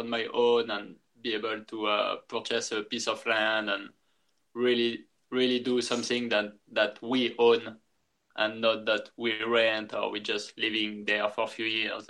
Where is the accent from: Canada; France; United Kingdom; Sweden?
France; English is a second language; moved away as an adult; also born or lived in Thailand; now in Texas, United States; I'm from France, and I went to Thailand when I was 19, and I spent 11 years there